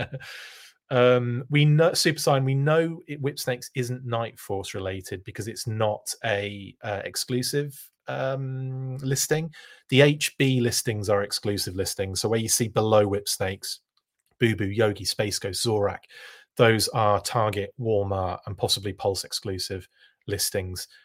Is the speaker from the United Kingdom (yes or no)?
yes; United Kingdom; a fan of action force growing up in the United Kingdom